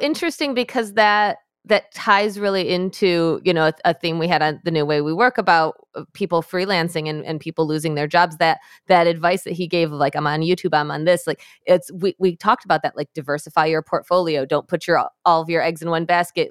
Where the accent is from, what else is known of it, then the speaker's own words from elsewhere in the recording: Michigan, United States; in my home state of Michigan, where I am